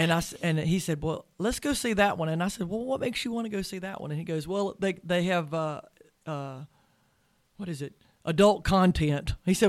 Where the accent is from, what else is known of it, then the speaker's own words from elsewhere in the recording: Charlotte, North Carolina, United States; Well, Charlotte. You know, it's my hometown.